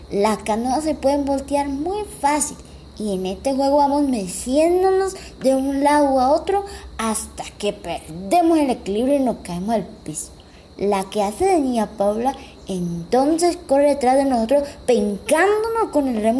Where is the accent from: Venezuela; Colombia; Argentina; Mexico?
Colombia; Chocó